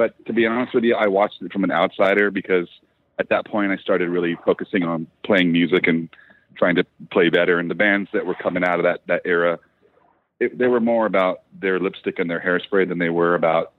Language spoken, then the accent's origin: English; Ventura, California, United States; also born or lived in Los Angeles; I come from Ventura, California, and we're 60 miles north of Los Angeles.